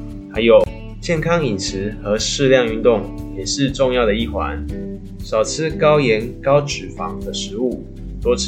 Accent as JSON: {"language": "Chinese", "country": "Taiwan", "said": "我们台湾人又爱吃美食"}